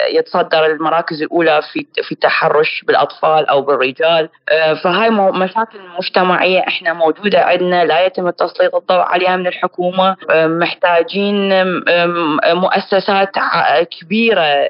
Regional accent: Iraq; احنا عندنا بالعراق

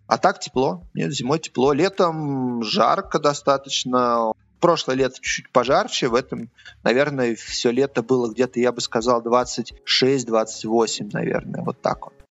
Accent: Moscow, Russia; moved away as an adult; now in Tbilisi, Georgia; Я родился в Москве и прожил там, получается, 40 лет

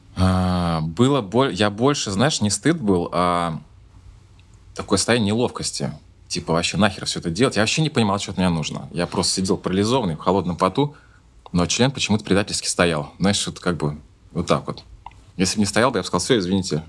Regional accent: Saint Petersburg, Russia; я родился в Ленинграде, сейчас называется город Санкт-Петербург

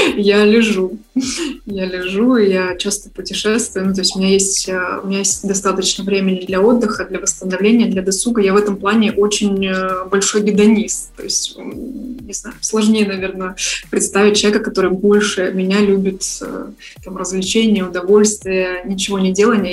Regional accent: Saint Petersburg, Russia; moved away as an adult; also born or lived in Kyiv, Ukraine; now in Bali, Indonesia / Kyiv, Ukraine; изначально я из Петербурга

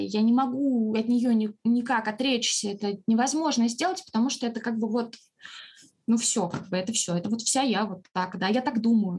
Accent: Russia; мы из России

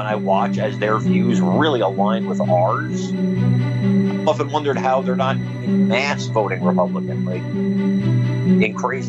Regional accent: North New Jersey, United States; moved away; I went to school in North New Jersey. I'm from North New Jersey originally, and most of my friends my entire life were either black or Hispanic.

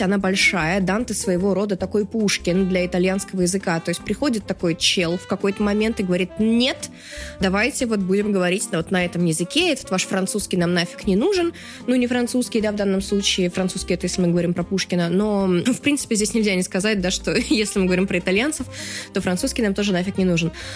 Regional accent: Astrakhan, Astrakhan Oblast, Russia; я, будучи человеком из Астрахани

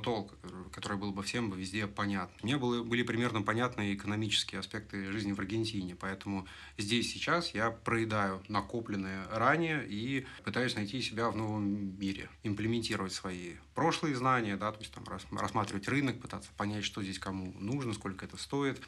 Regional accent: Russia; moved away as an adult; я уехал из России

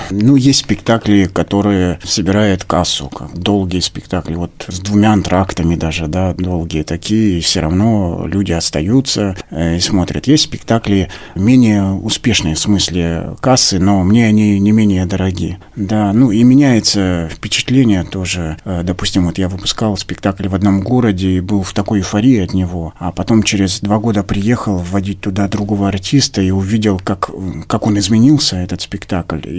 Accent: Baranchinsky, Sverdlovsk Oblast, Russia; born there; А, я родился на Урале, в небольшом поселке, поселок Барянчинский, это недалеко от Нижнего Тагила.

